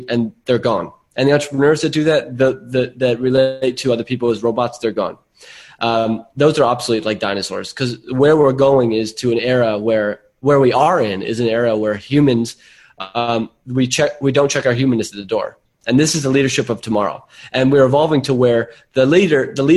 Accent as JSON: {"language": "English", "area": "Silicon Valley", "region": "California", "country": "United States", "tie": "born or raised there", "moved": "yes", "lives_now": "Byron Bay, Australia", "said": "I grew up in Silicon Valley, so this is in my blood."}